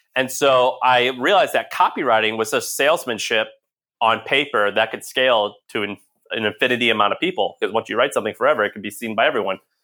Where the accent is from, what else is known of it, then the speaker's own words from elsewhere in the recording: St. Louis, Missouri, United States; moved away as an adult; also born or lived in Nashville, Tennessee; I'm from Saint Louis, Missouri